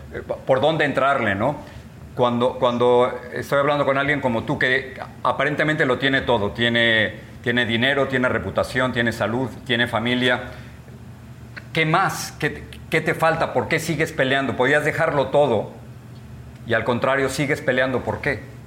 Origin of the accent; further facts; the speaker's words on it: Mexico; now in United States; Tú y yo somos mexicanos, vivimos de este lado de la frontera en los Estados Unidos